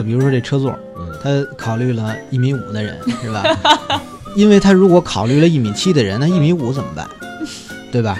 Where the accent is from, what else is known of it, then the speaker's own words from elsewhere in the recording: Xianghe, Hebei, China; 我们老家的香河肉饼